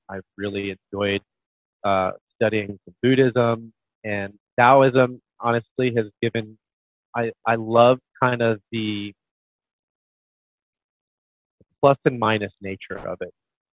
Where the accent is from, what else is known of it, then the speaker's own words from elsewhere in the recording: Midwest, United States; I'm from the Midwest, full on Bible Belt, so I get a lot of backlash for this.